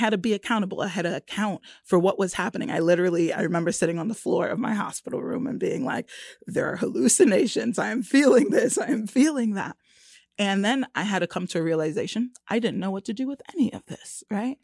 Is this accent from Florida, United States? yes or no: yes; Florida, United States; moved away as an adult; also born or lived in Brooklyn, New York; now in Kansas City, United States; I was born in Brooklyn, and I was raised in Florida for sixteen years and left Brooklyn. I was nine